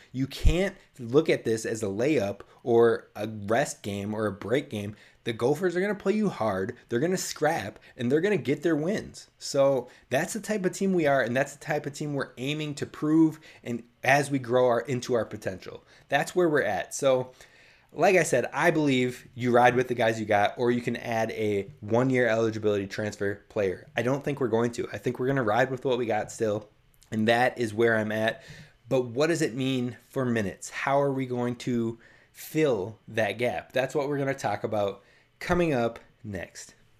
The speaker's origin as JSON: {"language": "English", "region": "Minnesota", "country": "United States", "said": "I'm from Minnesota"}